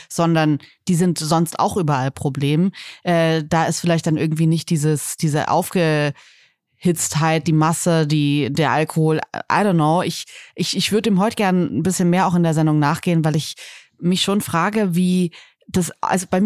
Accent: Northern Germany, Germany; Ich komme aus Norddeutschland und mir ist das total fremd.

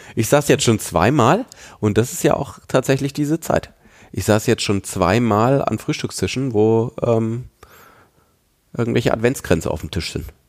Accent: Nuremberg, Bavaria, Germany; im großen Teil meiner Jugend und Kindheit bin ich in Nürnberg aufgewachsen.

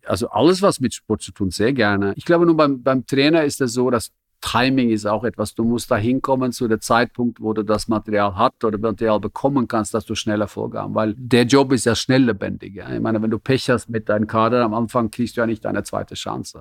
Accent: Norway; German is a second language; moved away as an adult; also born or lived in Zürich, Switzerland; now in Germany; ich bin ein Norweger

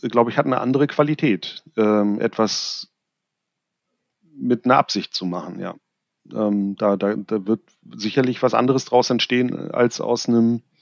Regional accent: Germany

